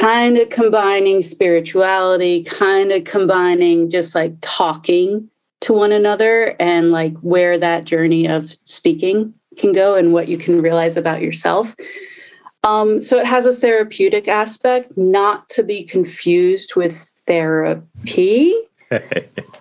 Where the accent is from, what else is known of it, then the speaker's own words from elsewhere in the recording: Baltimore, Maryland, United States; I grew up in Baltimore